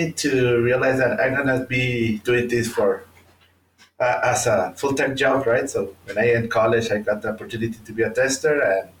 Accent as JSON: {"language": "English", "country": "Mexico", "said": "I'm from Mexico."}